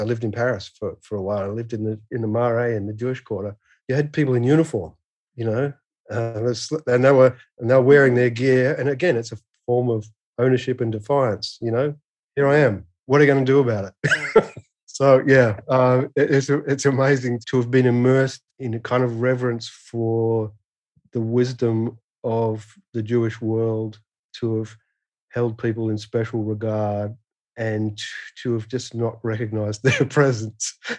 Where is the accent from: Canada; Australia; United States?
Australia; Perth, Western Australia; I'm from Western Australia, which is the western third of the continent. So yeah, I came from a probably the most isolated city in the in the world